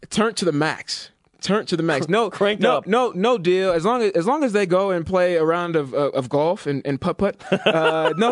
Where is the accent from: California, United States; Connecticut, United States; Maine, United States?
California, United States; I'm from the Giants Bay Area.